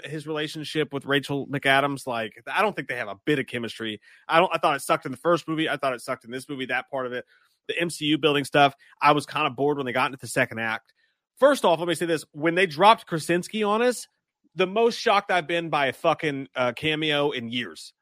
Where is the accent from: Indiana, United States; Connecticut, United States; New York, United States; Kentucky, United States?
Kentucky, United States; I am from Kentucky